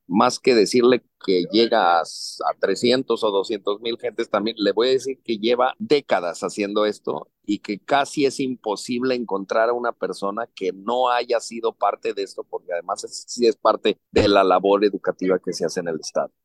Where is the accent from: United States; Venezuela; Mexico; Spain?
Mexico; Yo soy un director mexicano, también trabajo en México